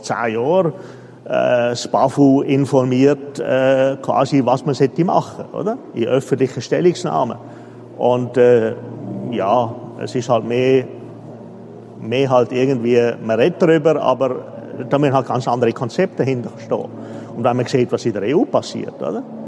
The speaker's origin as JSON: {"language": "German", "country": "Switzerland", "tie": "born or raised there", "said": "Ich bin Schweizer, oder? Sogar in der Schweizer eigentlich gebürtig."}